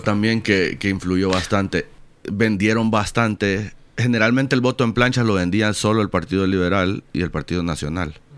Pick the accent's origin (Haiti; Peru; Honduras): Honduras; como, como hondureños